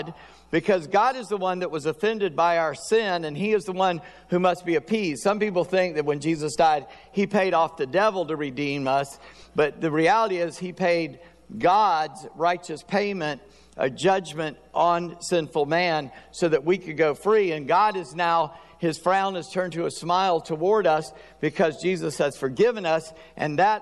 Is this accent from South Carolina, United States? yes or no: yes; South Carolina, United States; I'm a redneck from South Carolina